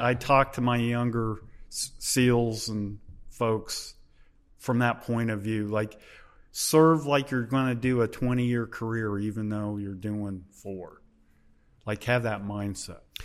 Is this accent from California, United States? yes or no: no; Hamilton, Ohio, United States; I was born in Hamilton, Ohio. in June of nineteen fifty-nine